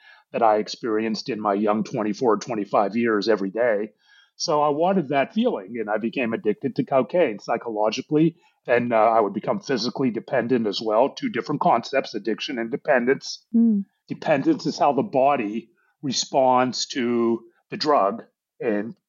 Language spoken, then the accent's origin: English; Pittsburgh, Pennsylvania, United States; now in Dallas, United States; I was born and raised in Pittsburgh, Pennsylvania, though I live in Dallas now